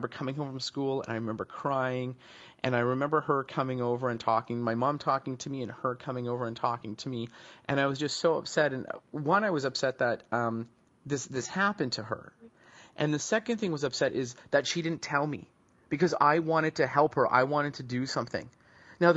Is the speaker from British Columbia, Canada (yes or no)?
yes; Vancouver, British Columbia, Canada; I grew up back in Vancouver, British Columbia, in Canada